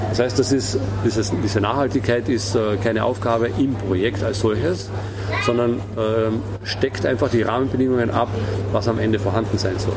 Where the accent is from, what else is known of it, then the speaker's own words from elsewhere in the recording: Austria; Ähm, auf der einen Seite ähm, äh, finde ich es beschämend, ja, als Österreicher tatsächlich.